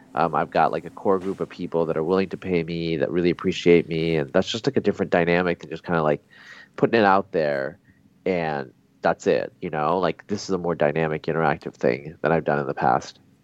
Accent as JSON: {"language": "English", "area": "Pacific Northwest", "region": "Oregon", "country": "United States", "tie": "born or raised there", "also_born_or_lived": "Bangladesh", "moved": "as an adult", "lives_now": "Texas, United States", "said": "I grew up in the Pacific Northwest"}